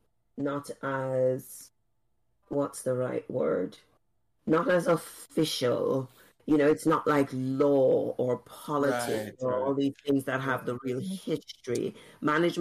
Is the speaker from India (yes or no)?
no; Jamaica; moved away as an adult; also born or lived in Oxford, United Kingdom; growing up in Jamaica. I never ever thought I would live outside of Jamaica